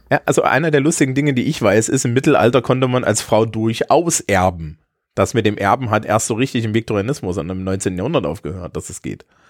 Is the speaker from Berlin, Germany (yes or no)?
no; Eisenach, Thuringia, Germany; in meiner Heimatstadt Eisenach